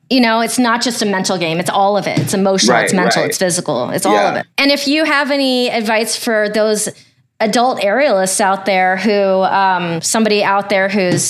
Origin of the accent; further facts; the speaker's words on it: Ohio, United States; I grew up in Ohio.